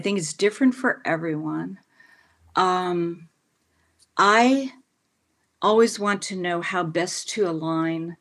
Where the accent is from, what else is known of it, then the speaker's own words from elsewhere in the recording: New York, United States; I'm from New York